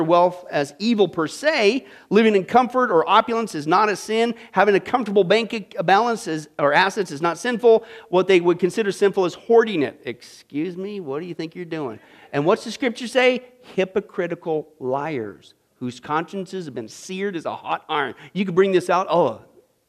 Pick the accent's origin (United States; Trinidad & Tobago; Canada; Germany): United States; Midwest; moved away; I grew up in the Midwest